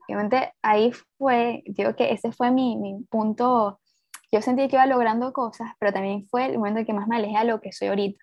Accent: Puerto Ordaz, Bolívar, Venezuela; yo vengo de Puerto Ordaz, ah, bueno, soy de Venezuela

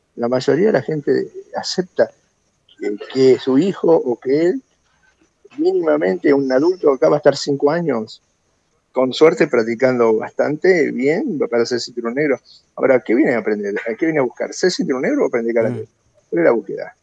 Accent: Salta, Argentina; yo soy meramente un sense medio gordito, salteño

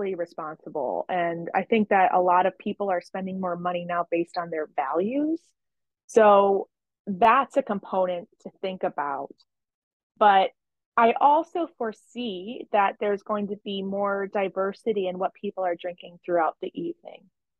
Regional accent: Chicago, Illinois, United States; I'm from Chicago.

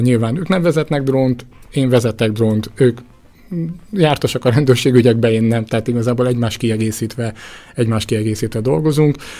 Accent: Orosháza, Békés, Hungary; én orosházi vagyok, ha riasztanak, sokszor járom a megyét

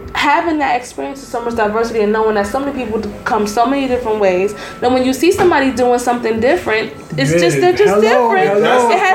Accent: New York City, New York, United States; also born or lived in Jacksonville, Florida; Because I grew up in New York, right? Mm-hmm. And I lived in Florida, Jacksonville, Florida, for a year. I went to university.

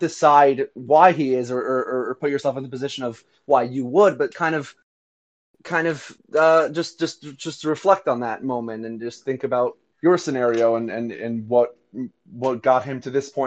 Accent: United States; I'm super American

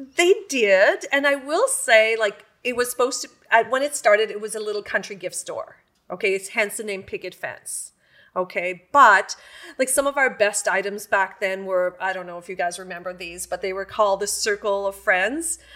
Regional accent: Campbell's Bay, Quebec, Canada; also born or lived in Pembroke, Ontario; now in Renfrew, Canada; I'm originally from the Quebec side. I'm from Camel's Bay, but lived in Pembroke for, I guess, over forty years.

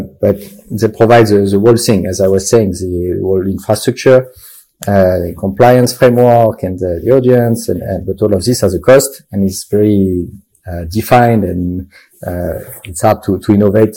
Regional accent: France; accent: French; English is a second language; I am French, as you can see with my terrible accent, but we are based in Luxembourg

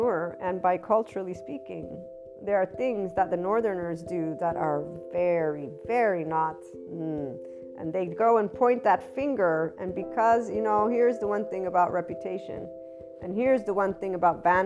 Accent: United States; also born or lived in Southern Italy; I'm an American and Italian, I'm bicultural, but I have primarily American schooling, so that's my predominant culture

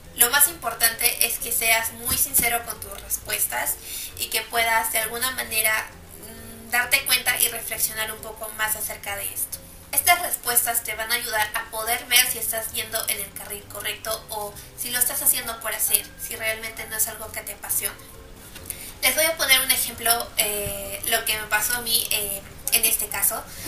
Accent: Peru; en mi país, en Perú

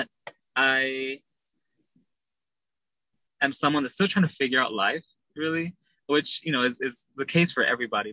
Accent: Dallas, Texas, United States; also born or lived in Long Beach, California; I'm from Dallas, Texas. I was born in Long Beach, California

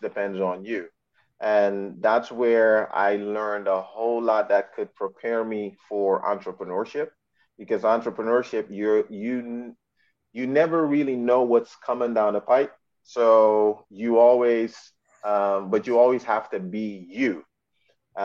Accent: Suriname; moved away as an adult; also born or lived in Amsterdam, Netherlands; I was actually born in Amsterdam, but was raised in Suriname in South America

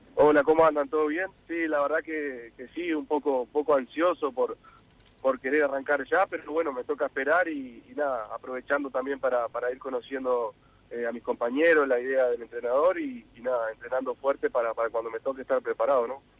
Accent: Uruguay; yo he jugado más tiempo en el exterior que, acá en mi país

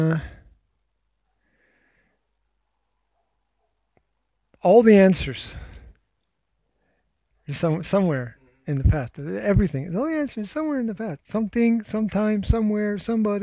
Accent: Scotland, United Kingdom; I am Scottish

